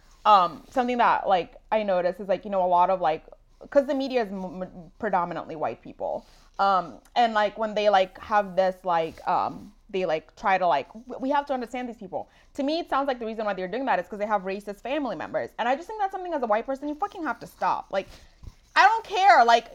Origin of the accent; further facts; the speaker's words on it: Texas, United States; Trump didn't start this. I grew up in Texas. I know.